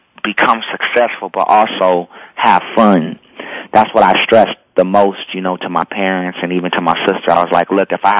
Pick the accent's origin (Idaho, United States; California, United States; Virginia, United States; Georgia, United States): California, United States; Los Angeles; also born or lived in McComb, Mississippi; I was born in Mississippi, and I've been in Los Angeles since I was two.